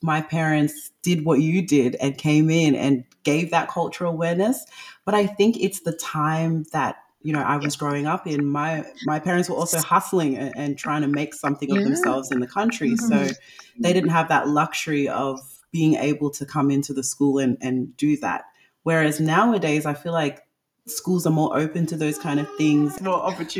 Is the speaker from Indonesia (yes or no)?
no; Ghana; now in Australia; I'm still Ghanaian regardless